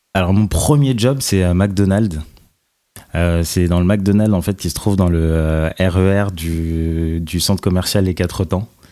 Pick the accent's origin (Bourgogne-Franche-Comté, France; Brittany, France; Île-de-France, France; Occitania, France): Île-de-France, France; Nanterre; j'ai grandi à Nanterre, donc en banlieue, pendant très longtemps